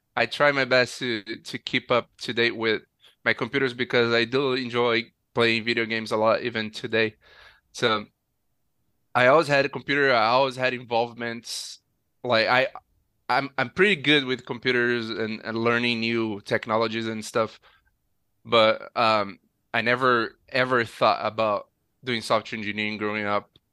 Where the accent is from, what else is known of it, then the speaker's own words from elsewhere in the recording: Nova Friburgo, Rio de Janeiro, Brazil; I grew up in a city in the mountains called Nova Friburgo